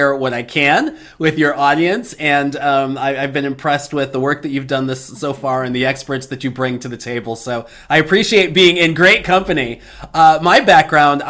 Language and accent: English; Chicago, Illinois, United States; I grew up in Chicago